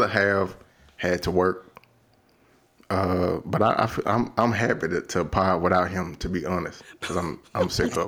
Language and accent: English; Louisiana, United States; where I'm from is 50-11. From the South.